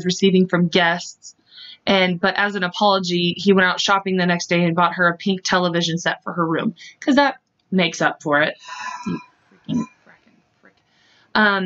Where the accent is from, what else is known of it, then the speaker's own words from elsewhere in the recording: Kansas, United States; we're from Kansas